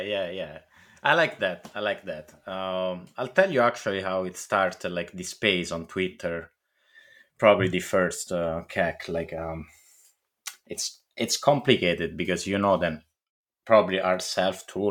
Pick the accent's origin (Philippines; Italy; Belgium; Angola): Italy; English is a second language; moved away; I come from Italy